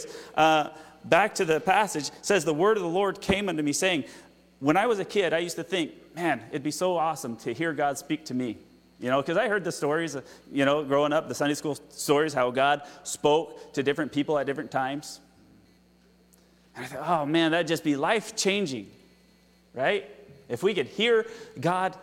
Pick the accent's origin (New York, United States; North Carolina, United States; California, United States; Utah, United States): Utah, United States; moved away; That's where I'm from, in Utah.